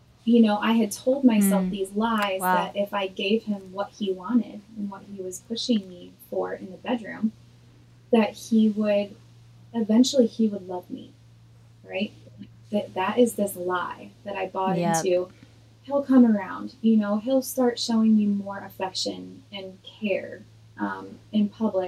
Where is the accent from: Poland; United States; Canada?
United States; Illinois; moved away as an adult; now in Nashville, United States; I'm originally from Illinois